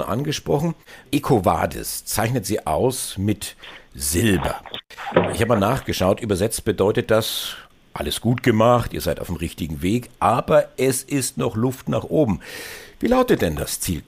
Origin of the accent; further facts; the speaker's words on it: Germany; Bei uns in Deutschland